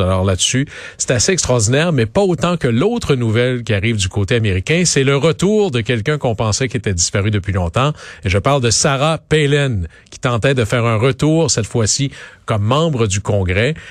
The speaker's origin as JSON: {"language": "French", "region": "Quebec", "country": "Canada", "said": "dans mon coin de pays, au Saguenay-Lac-Saint-Jean"}